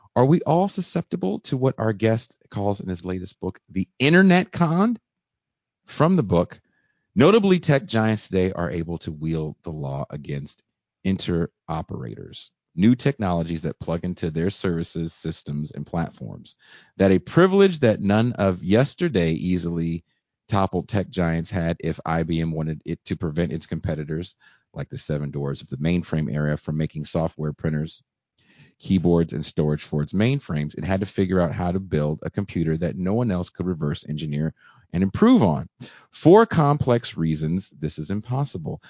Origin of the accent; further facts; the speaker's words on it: Bay Area, California, United States; I'm from the Bay Area.